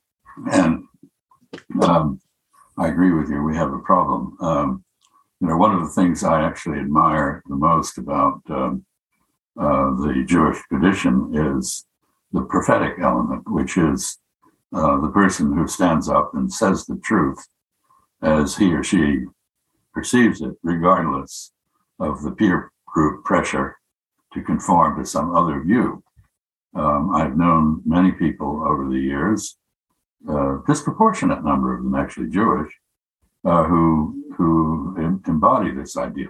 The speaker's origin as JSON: {"language": "English", "country": "Bahamas", "tie": "born or raised there", "said": "I grew up in the Bahamas"}